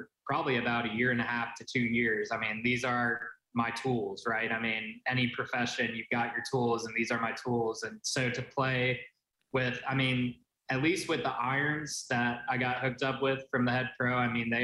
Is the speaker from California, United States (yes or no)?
yes; Dublin, California, United States; moved away as an adult; now in Auburn, United States; That is where I grew up. I'm a proud Bay Area native. Okay. Grew up in the East Bay Area. I'm from Dublin, California